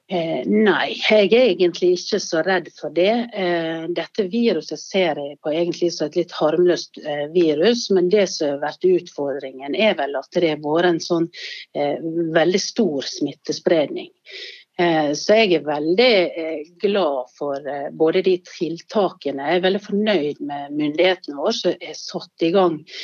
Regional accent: Sunnmøre, Møre og Romsdal, Norway; now in Bergen, Norway; som sunnmøring i Bergen

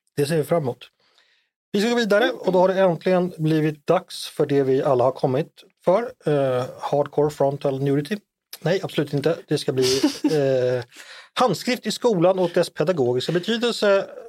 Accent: Danderyd, Stockholm County, Sweden; Jag föddes ju tyvärr på Danderyds sjukhus och inte på Sahlgrenska

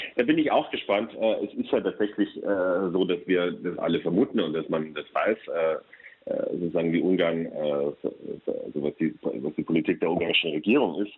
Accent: Munich area, Bavaria, Germany; now in Brussels, Belgium; München komme ich aus der Gegend

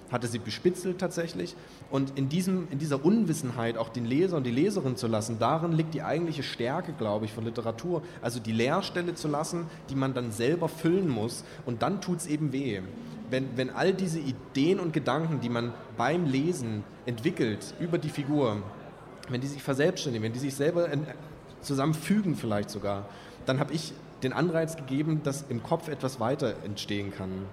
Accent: Kamenz, Saxony, Germany; moved away as an adult; also born or lived in Räckelwitz / Kassel / Görlitz; aufgewachsen bin ich ja in Kamenz

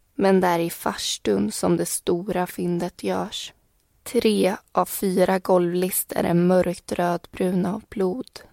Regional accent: Vimmerby, Kalmar County, Sweden; jag kommer från Vimmerby och har bott där faktiskt i hela min uppväxt

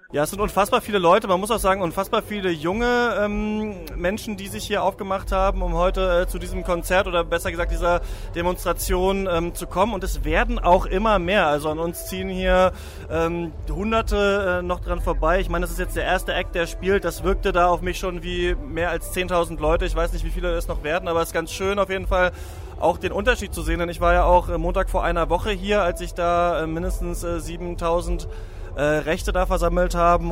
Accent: Rostock, Mecklenburg-Vorpommern, Germany; ich bin Rostocker, bin in, bin in Rostock geboren

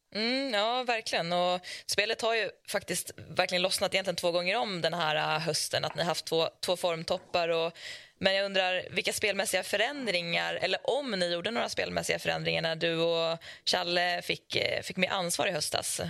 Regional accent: Leksand, Dalarna County, Sweden; under uppväxten i Leksand

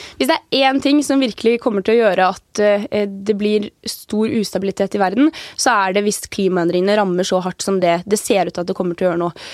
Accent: Averøy, Møre og Romsdal, Norway; now in Oslo, Norway; på den eh, lille øya som jeg vokste opp på, på Avra, der var det 30 stykker av

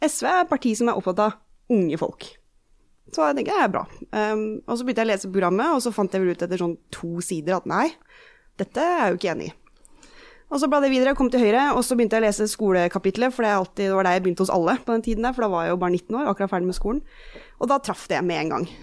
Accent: Eastern Norway, Norway; accent: Eastern Norwegian; also born or lived in United States; flytta vi overalt, mange år i USA og sånn, og de har alltid snakka østlandsk hjemme. Så det er der min dialekt er fra.

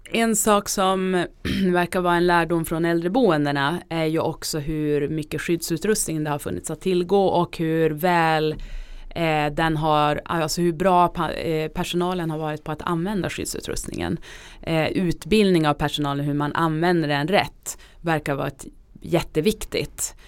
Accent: Norrbotten County, Sweden; now in Stockholm, Sweden; Jag kommer själv från Norrbotten

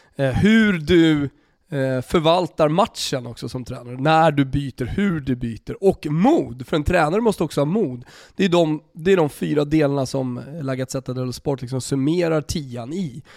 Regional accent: Sweden; also born or lived in Italy / Austria; som svensk

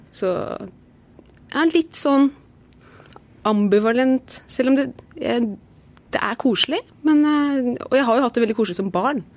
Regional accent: Lillestrøm, Akershus, Norway; i Lillestrøm, for det er der jeg er fra

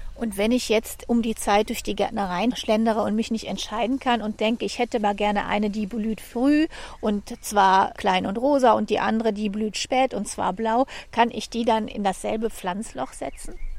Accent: Germany; Ich bin aus Deutschland

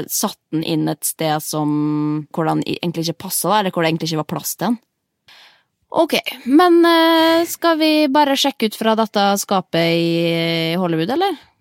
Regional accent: Norway; vi er jo nordmenn

